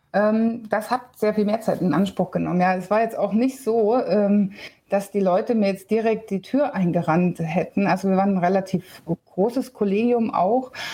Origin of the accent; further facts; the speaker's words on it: Bavaria, Germany; bei uns in Bayern